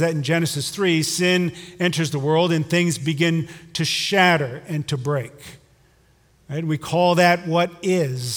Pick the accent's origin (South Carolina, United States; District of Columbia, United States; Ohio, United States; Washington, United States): Ohio, United States; Hudson; I'm from Hudson